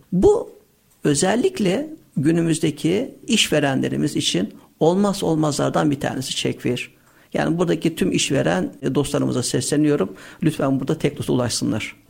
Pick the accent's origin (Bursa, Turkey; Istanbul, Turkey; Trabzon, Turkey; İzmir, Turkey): Istanbul, Turkey; 16.01.1976 İstanbul doğumluyuz.